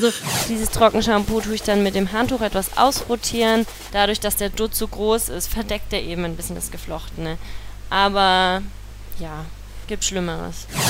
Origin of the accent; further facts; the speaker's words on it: Nuremberg, Bavaria, Germany; now in Cologne, Germany; Also ich komme ja ursprünglich aus Nürnberg